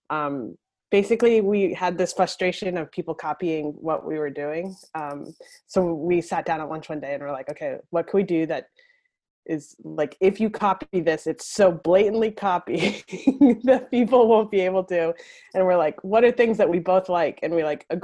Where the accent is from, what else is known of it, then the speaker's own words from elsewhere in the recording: Northeast Kingdom of Vermont, United States; I am born and raised in the Northeast Kingdom of Vermont, which is the northeast section, really close to the Canada border.